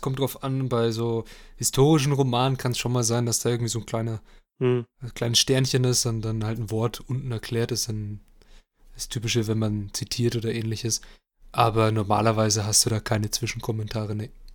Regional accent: Germany; als Deutscher

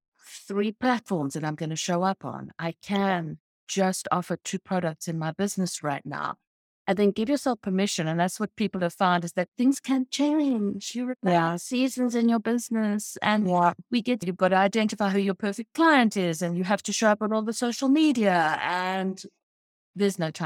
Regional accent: Cape Town, Western Cape, South Africa; now in United States; I'm from South Africa. I'm from Cape Town

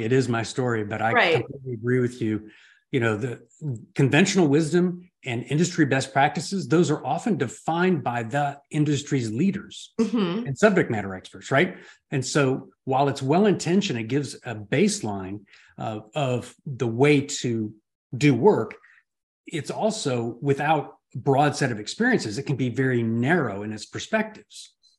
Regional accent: California, United States; Born and raised in Southern California. I lived in 26 homes by the time I was 30.

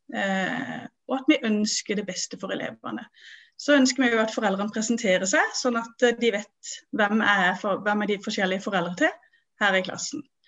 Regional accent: Vennesla, Agder, Norway; jeg kommer fra Vennesla

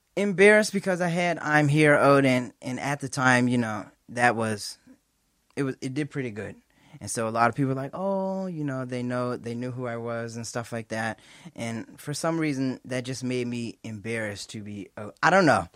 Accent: North Preston, Nova Scotia, Canada; I'm from North Preston, Nova Scotia.

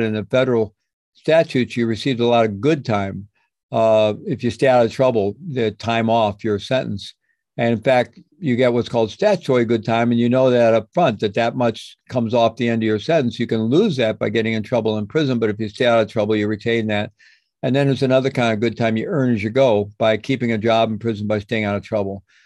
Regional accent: Midwest, United States; I grew up in the Midwest in a good Roman Catholic family

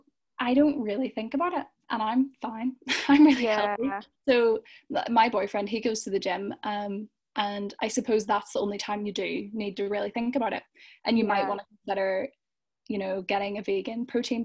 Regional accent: Belfast, Northern Ireland, United Kingdom; I'm from Belfast

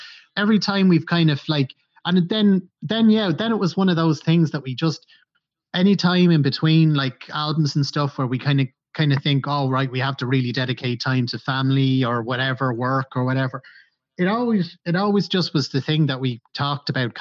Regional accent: Ireland

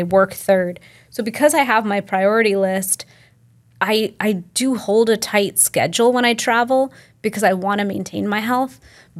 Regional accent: Delhi, India; And I'm from Delhi. That's where my family's from.

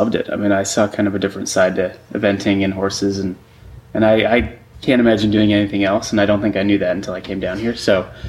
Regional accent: Wayne, Illinois, United States; So I'm from Chicago originally, in a suburb of Chicago called Wayne

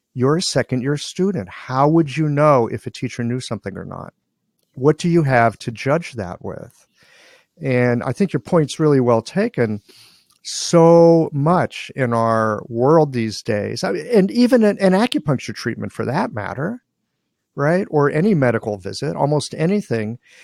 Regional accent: Midwest, United States; guy from the Midwest

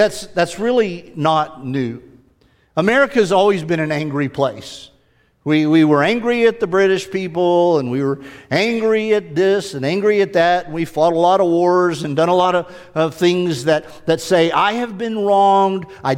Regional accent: United States; we have sort of migrated as an American people

